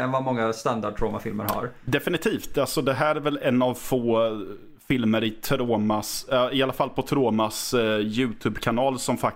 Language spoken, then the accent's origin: Swedish; Östergötland, Sweden; även om jag nu själv är östgöte egentligen